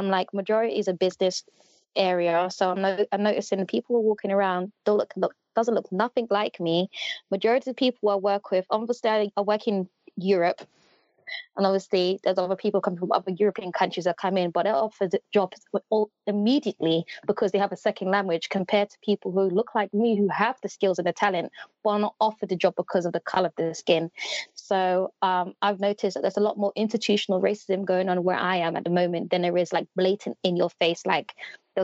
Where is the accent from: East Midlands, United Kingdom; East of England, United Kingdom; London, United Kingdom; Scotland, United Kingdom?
London, United Kingdom; I was born and raised in West London